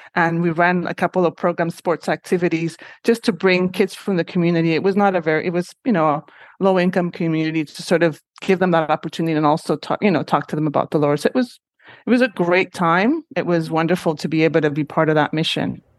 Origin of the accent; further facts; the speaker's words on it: Honduras; moved away as an adult; also born or lived in Syracuse, United States; now in Montreal, Canada; I am originally from Honduras